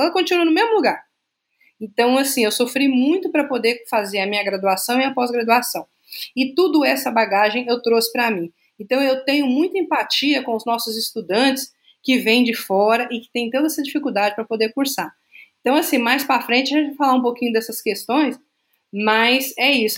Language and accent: Portuguese; Francisco Morato, São Paulo, Brazil; moved away as an adult; also born or lived in Minas Gerais; now in Juiz de Fora, Brazil; Eu tenho orgulho de dizer que eu sou do subúrbio de Francisco Morato. Eu sou mineira de nascimento, mas toda a minha vida eu morei lá.